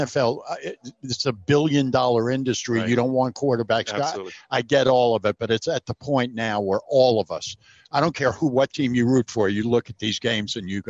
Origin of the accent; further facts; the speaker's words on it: New York, United States; moved away; I grew up in New York.